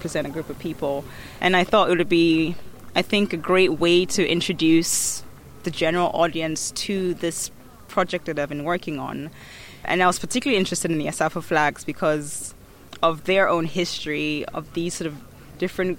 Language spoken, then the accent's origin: English; Ghana; also born or lived in Accra / United States; as a Ghanaian woman